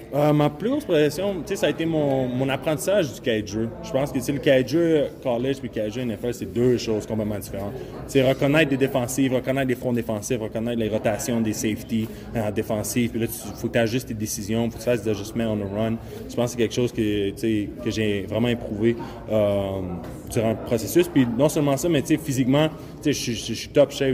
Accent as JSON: {"language": "French", "region": "Quebec", "country": "Canada", "said": "je viens du Québec"}